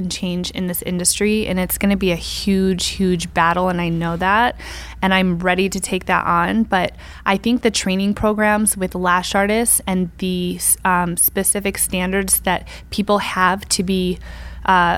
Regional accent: upstate New York, United States; I'm from like the country in upstate New York.

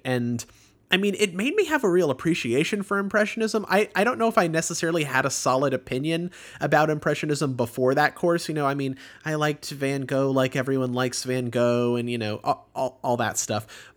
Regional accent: Houston, Texas, United States; born or raised there

